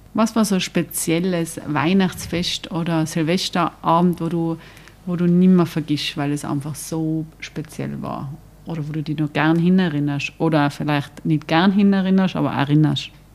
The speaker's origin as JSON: {"language": "German", "region": "Tyrol", "country": "Austria", "said": "ich bin auch Tirolerin"}